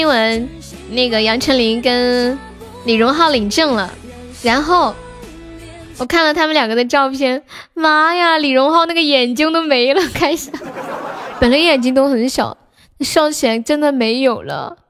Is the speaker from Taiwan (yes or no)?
no; Sichuan, China; 对，我是四川的。